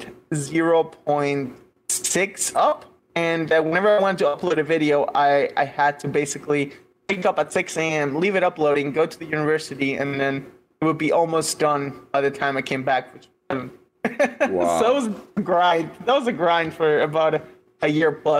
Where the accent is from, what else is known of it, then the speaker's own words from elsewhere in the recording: Caracas, Capital District, Venezuela; moved away as an adult; also born or lived in United States; now in Berlin, Germany; I was born in Venezuela and grew up in Venezuela for until I was 23